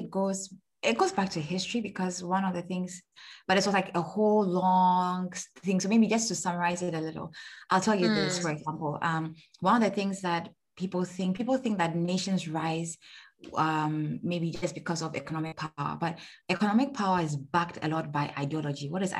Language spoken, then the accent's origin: English; Ghana; Maybe I want to start a company in Rwanda, for example, but I'm Ghanaian, right?